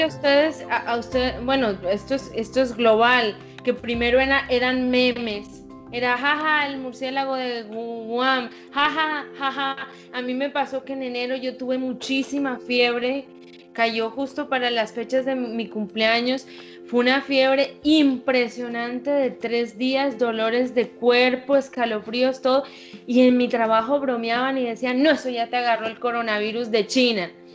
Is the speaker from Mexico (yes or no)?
no; Montería, Córdoba, Colombia; accent: costeña; yo soy costeña, yo nací en Montería, en mi tierra querida